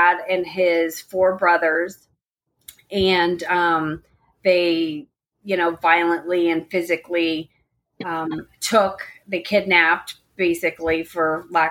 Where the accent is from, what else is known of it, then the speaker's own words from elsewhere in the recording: Daytona Beach, Florida, United States; also born or lived in Tampa; I'm from Daytona